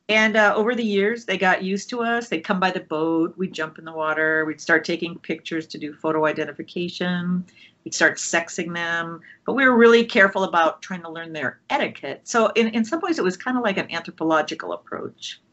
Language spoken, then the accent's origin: English; Minnesota, United States; moved away; also born or lived in Oregon; I grew up in Minnesota.